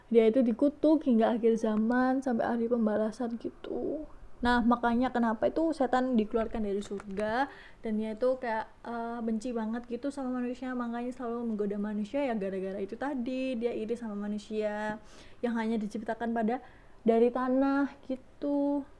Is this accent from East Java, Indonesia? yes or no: yes; Surabaya, East Java, Indonesia; accent: medok; Asal aku dari Surabaya guys Jadi ya, kalau ngomong bahasa Indonesia ya, mohon maaf ya agak medok-medok